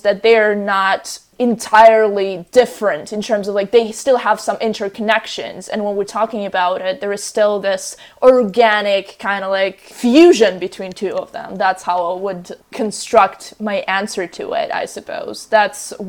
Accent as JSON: {"language": "English", "country": "Russia", "moved": "yes", "said": "I'm from a different country. I'm from Russia originally"}